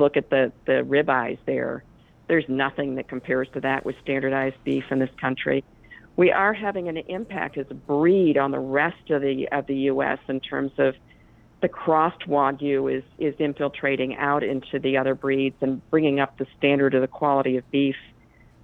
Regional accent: Springfield, Vermont, United States; moved away as an adult; also born or lived in Chicago; Well, I'm from Vermont. I went to high school 2 miles down the road from this farm. So I'm a Springfield, Vermont girl

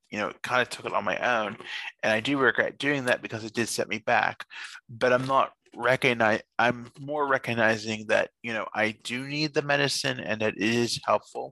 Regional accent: Fayette County, Pennsylvania, United States; we're from Fayette County here in Pennsylvania

